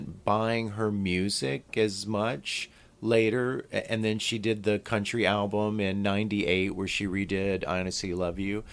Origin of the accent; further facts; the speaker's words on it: Northeast Louisiana, United States; moved away; also born or lived in New York; I'm from Northeast Louisiana